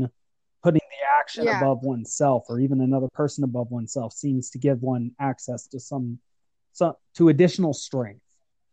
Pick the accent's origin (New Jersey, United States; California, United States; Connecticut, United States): California, United States; San Francisco; I was born in San Francisco